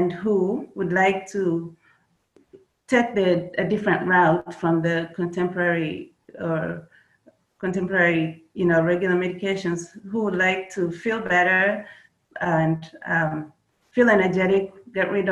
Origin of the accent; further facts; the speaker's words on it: Kenya; moved away as an adult; now in United States; I was born in Kenya. That's where I grew up. I came to the United States after high school